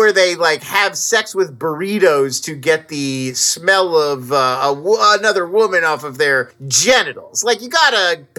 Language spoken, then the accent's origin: English; Irvine, California, United States; And they were right by where I grew up in Irvine Meadows in Irvine, California.